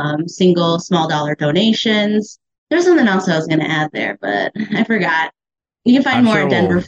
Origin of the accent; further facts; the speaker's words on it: Clear Lake, Iowa, United States; now in Des Moines, United States; As stated, I was born and raised in Clear Lake, Iowa, majority white community. Pretty conservative, and being from an immigrant family